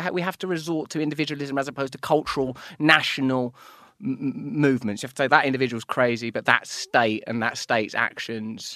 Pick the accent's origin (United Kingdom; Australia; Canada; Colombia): United Kingdom; England; I'm English